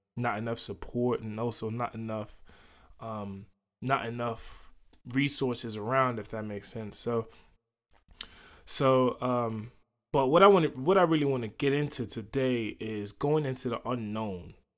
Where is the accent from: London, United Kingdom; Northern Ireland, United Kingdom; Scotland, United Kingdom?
London, United Kingdom; moved away; also born or lived in United States; I grew up here in London